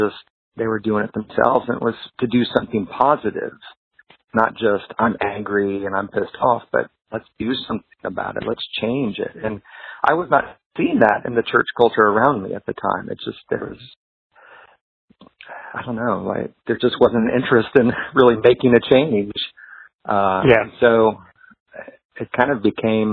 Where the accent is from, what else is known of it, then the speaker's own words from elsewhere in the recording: Atlanta, Georgia, United States; I grew up in the Atlanta area